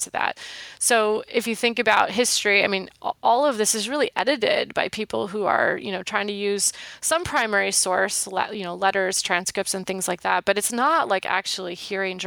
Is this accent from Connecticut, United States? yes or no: no; Wisconsin, United States; moved away; I grew up in Wisconsin